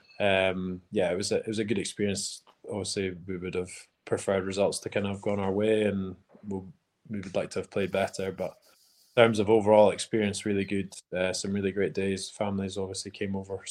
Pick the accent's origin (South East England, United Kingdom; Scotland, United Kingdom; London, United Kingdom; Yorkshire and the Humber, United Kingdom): Scotland, United Kingdom; North and Midlands; now in Edinburgh, United Kingdom; I am from the North and Mids, Edinburgh